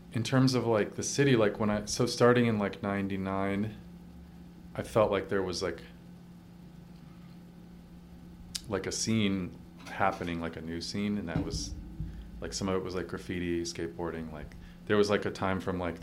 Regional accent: Colorado, United States; moved away as an adult; also born or lived in New York City; I grew up in Colorado, went to college

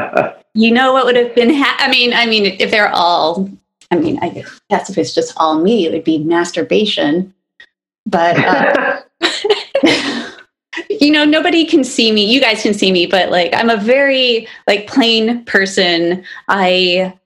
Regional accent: Kalamazoo, Michigan, United States; also born or lived in Detroit, Michigan / Monroe, Michigan; when I was like maybe 4 or 5, we moved to Kalamazoo

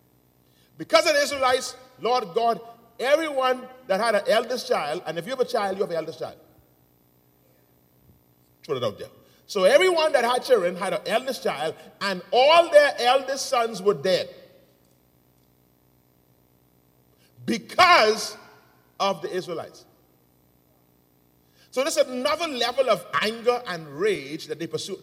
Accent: Nassau, New Providence, Bahamas; I grew up in the Grove. I grew up in Angleston

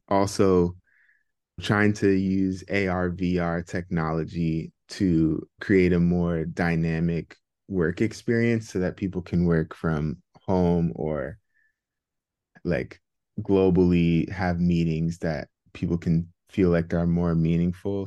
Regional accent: Bay Area, California, United States; also born or lived in Philadelphia, United States; Yeah, so I was born and raised in the Bay Area. Bay Area native.

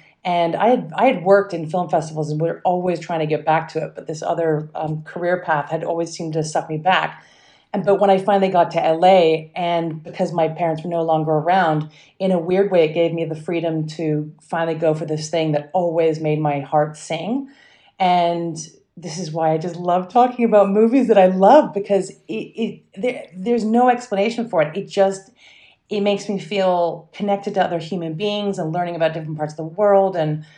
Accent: England, United Kingdom; accent: mixed mid-Atlantic; And I actually grew up in England, despite my mixed mid-Atlantic accent. I grew up in England and went to American school.

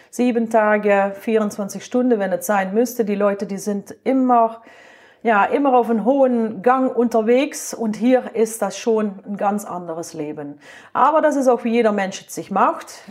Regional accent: Limburg, Netherlands; German is a second language; now in Germany; Ja, also ich komme aus dem Süden vom Land, aus Limburg und wir sprechen natürlich sehr viel platt.

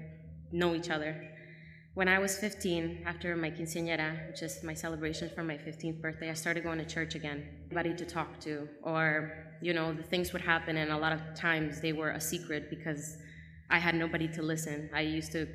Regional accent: Nicaragua; I was born in Nicaragua

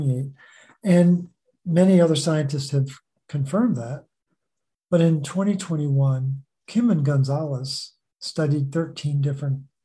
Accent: Baltimore, Maryland, United States; born or raised there

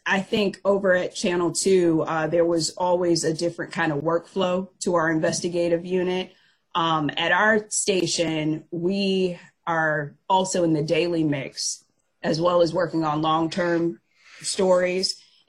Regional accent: Fayetteville, North Carolina, United States; my last assignment in TV was in my hometown of Fayetteville, North Carolina, which is home to Fort Bragg.

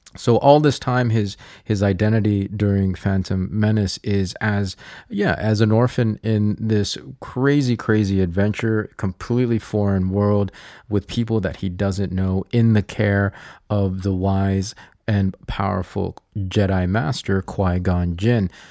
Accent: United States; I am Filipino. I am American.

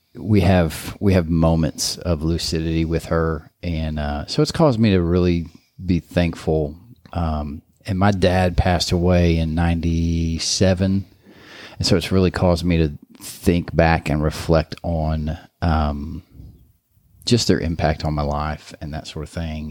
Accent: Kansas City, Missouri, United States; growing up in Kansas City

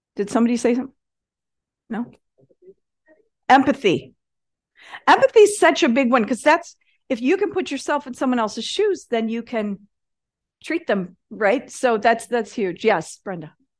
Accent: Michigan, United States; I grew up in Michigan

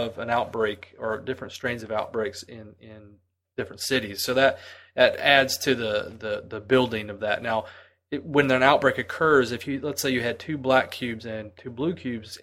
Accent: United States; I'm an American, white American, very white

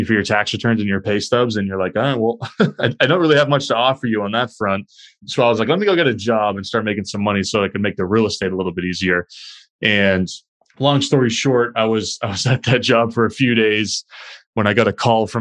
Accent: Chester, New Hampshire, United States; moved away as an adult; now in Boston, United States; my hometown in Chester, New Hampshire, a small town in southern New Hampshire

